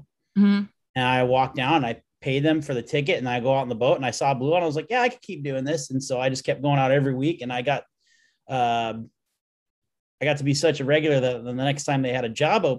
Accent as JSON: {"language": "English", "region": "Iowa", "country": "United States", "tie": "born or raised there", "moved": "yes", "said": "I grew up in Iowa."}